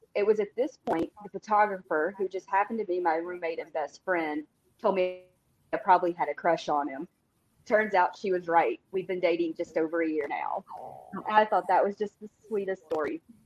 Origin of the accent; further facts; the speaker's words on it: Tennessee, United States; I'm from Tennessee